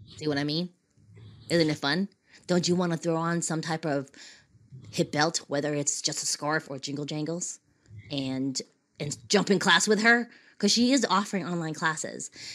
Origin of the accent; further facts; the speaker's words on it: Boston, Massachusetts, United States; my hometown in Boston